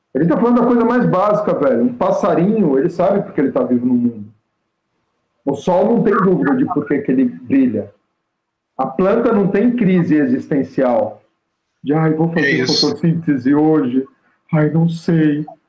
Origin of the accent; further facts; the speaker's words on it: São Paulo, Brazil; na rua que eu nasci, na Barra Funda